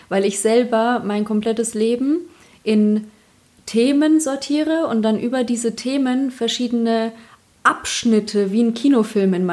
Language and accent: German; Bavaria, Germany; accent: Upper Bavarian; spreche Oberbayerisch.